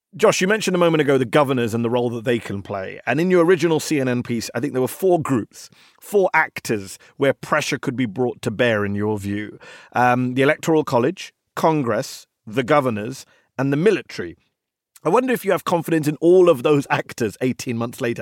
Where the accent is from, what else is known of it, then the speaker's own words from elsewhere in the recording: United Kingdom; now in United States; as a Brit watching all of this here in the U S